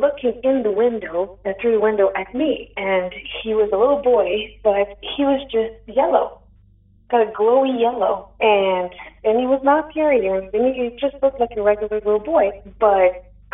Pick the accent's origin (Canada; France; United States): Canada; Quebec; first language French; English is a second language; now in Cantley, Canada; Pardon my my English, it's not too good, I'm French